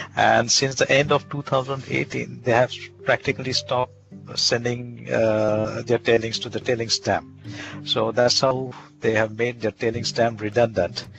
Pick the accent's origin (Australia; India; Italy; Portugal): India; moved away as an adult; now in Lund, Sweden; I come from India basically. I was born and brought up there, and I did my entire education there